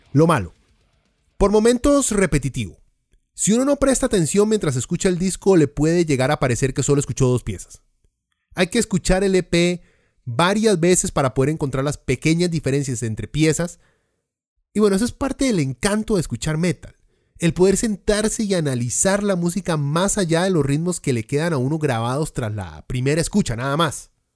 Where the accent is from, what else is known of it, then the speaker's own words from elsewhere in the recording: Costa Rica; somos la Suiza centroamericana